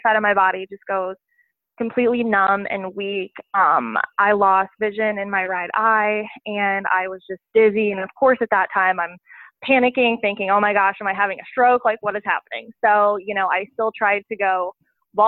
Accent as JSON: {"language": "English", "region": "Southern Illinois", "country": "United States", "tie": "born or raised there", "also_born_or_lived": "Virginia", "moved": "as an adult", "said": "I grew up in Southern Illinois and, you know, my grandparents live right next door."}